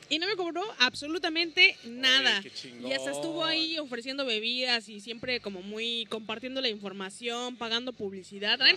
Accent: Veracruz, Mexico; now in Cancún, Mexico; La verdad es que yo vivo acá en Cancún hace siete años, yo soy de Veracruz

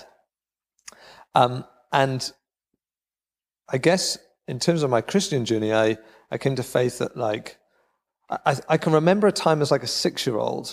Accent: Cardiff, Wales, United Kingdom; moved away as an adult; now in Rhondda, United Kingdom; I grew up in Cardiff, which is only 20 miles away

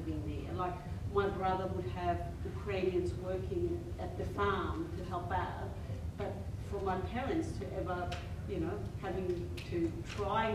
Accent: Austria; born or raised there; first language German; English is a second language; moved away

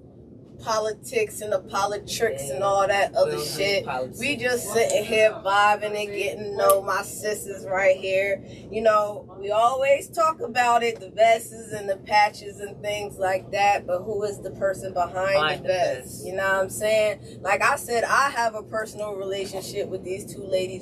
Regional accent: Trenton, New Jersey, United States; I actually met them growing up. Like, in the town in Trenton, New Jersey

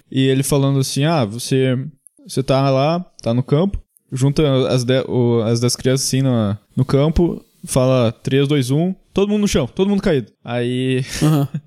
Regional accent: Gaúcho, Rio Grande do Sul, Brazil; eu sou gaúcho

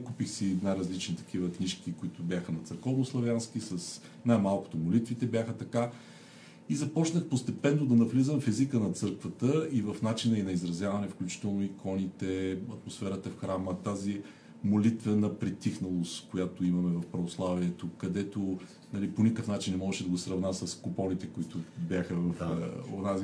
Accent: Sliven, Sliven Province, Bulgaria; moved away; аз съм от Сливен, завършил съм там езиковата гимназия

